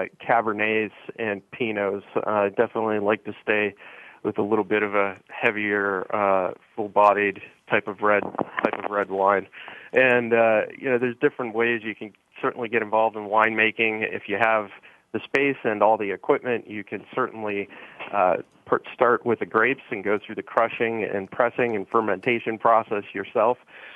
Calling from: Philadelphia, Pennsylvania, United States; Yeah, Bonnie, I'm actually in Philadelphia today.

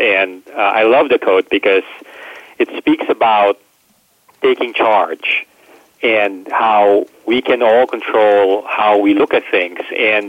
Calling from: Prague, Czechia; I am in Prague in Czech Republic, so very, very happy to join you from this side of the world.

